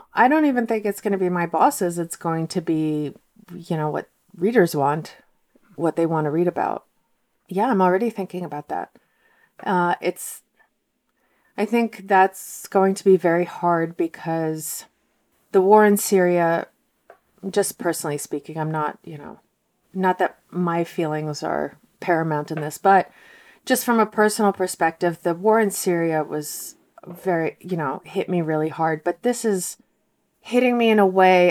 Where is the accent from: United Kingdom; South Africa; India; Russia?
Russia; Moscow; now in United States; I'm from Moscow, and my parents are from Moscow, but their grandparents, three quarters of them were from Ukraine.